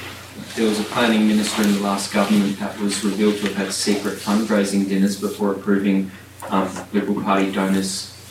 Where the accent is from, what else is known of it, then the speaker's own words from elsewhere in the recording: Victoria, Australia; I'm from Victoria.